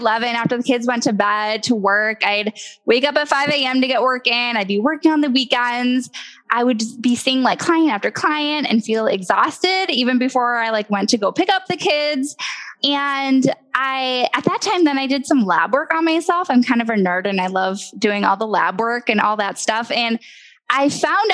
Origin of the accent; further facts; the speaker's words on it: Midwest, United States; I was born and raised in the Midwest